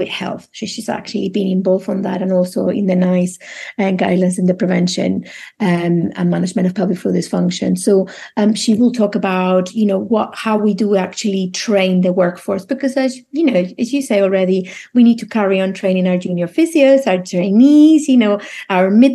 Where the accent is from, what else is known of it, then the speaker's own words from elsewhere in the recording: Spain; now in United Kingdom; I'm from Spain